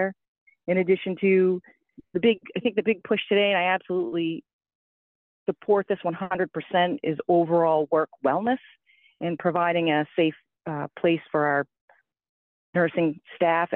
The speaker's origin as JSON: {"language": "English", "region": "Maine", "country": "United States", "also_born_or_lived": "Indiana", "said": "I am actually from Maine originally."}